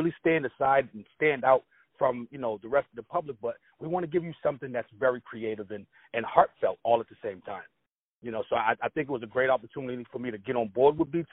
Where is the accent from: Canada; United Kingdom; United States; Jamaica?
United States; Boston, Massachusetts; Originally, I'm born and bred right here in the state of Massachusetts, right here in Boston, Mass.